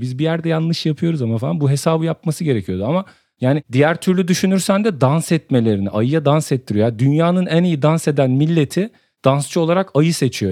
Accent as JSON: {"language": "Turkish", "region": "Samsun", "country": "Turkey", "tie": "born or raised there", "said": "Ben Samsun'un Kadıköy mahallesinin Mis sokağında büyüdüm"}